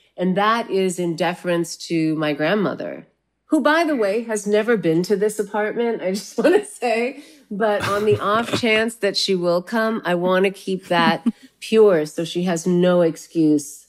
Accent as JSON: {"language": "English", "town": "La Puente", "region": "California", "country": "United States", "tie": "born or raised there", "also_born_or_lived": "South India", "moved": "as an adult", "lives_now": "New York, United States", "said": "I grew up in La Puente"}